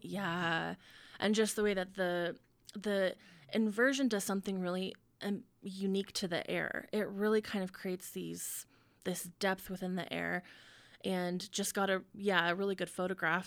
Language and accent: English; Ogden, Utah, United States; moved away as an adult; also born or lived in Colorado; now in Salt Lake City, United States; I'm from here, I grew up in Ogden